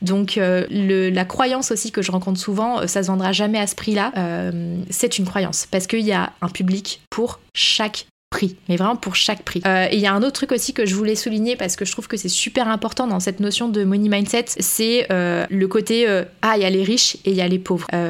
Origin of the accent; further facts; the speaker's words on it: France; quand on est français